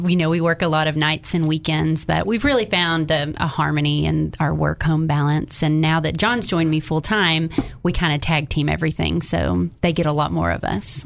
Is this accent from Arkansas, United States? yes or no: yes; Jacksonville, Arkansas, United States; now in North Little Rock, United States; I'm originally from Jacksonville. We live in North Little Rock